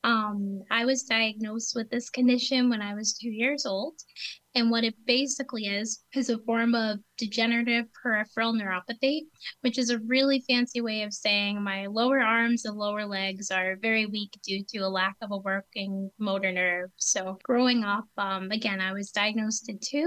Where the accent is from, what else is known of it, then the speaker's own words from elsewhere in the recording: southern New Hampshire, United States; I grew up in New Hampshire, southern New Hampshire, just under an hour from Boston